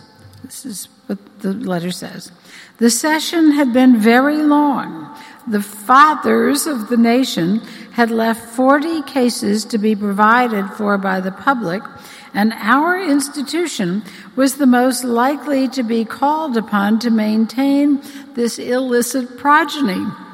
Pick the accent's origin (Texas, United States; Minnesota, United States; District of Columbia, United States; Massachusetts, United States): District of Columbia, United States; Washington; my own childhood growing up in Washington. And I grew up in the immediate post-World War II era.